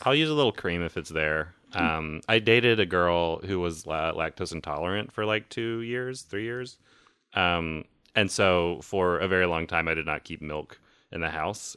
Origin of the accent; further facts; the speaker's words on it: the South, United States; moved away; I grew up in the South